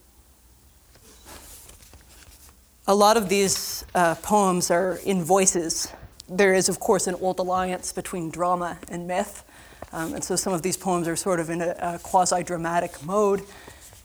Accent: Southern Ontario, Canada; moved away as an adult; also born or lived in St. John's, Newfoundland; I was born and raised in Southern Ontario, and then I went and I lived for 4 years in St. John's, Newfoundland

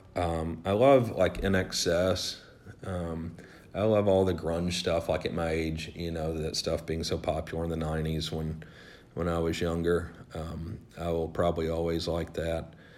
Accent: the South, United States; I grew up in the South

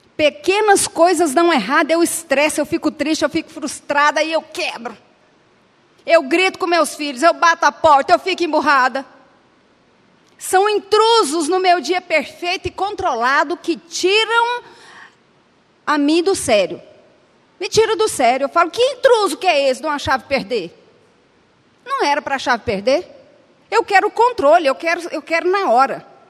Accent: Anápolis, Goiás, Brazil; eu nasci em Anápolis

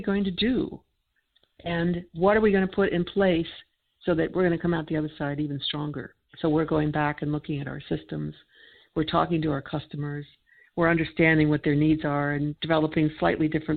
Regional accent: United States; I'm an American

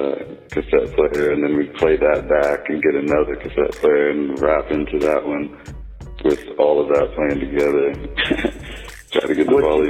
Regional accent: Richmond, Indiana, United States; born there; Well, yeah, I was born in Richmond, Indiana, and my mother and father were both like break dancers.

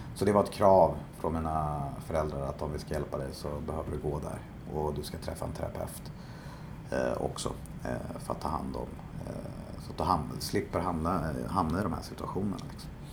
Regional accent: Stockholm, Stockholm County, Sweden; jag är eh, uppvuxen i eh, Bromma i mm. Stockholm

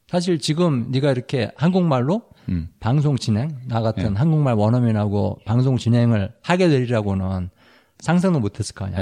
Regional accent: South Korea; now in United States; 나도 한국 사람

